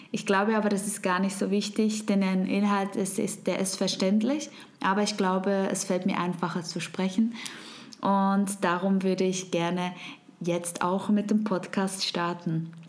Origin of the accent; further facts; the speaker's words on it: Switzerland; first language Swiss German; German is a second language; ich komme aus der wunderschönen Schweiz. Und du hörst es vielleicht, meine Muttersprache ist nicht Hochdeutsch, sondern Schweizerdeutsch.